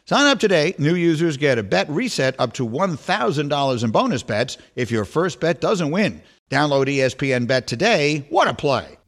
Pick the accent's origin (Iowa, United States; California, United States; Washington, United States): California, United States; Los Angeles; I'm from Boyle Heights. I'm, I'm, I'm from the heart of just where there's just so, so many Latino Dodger fans.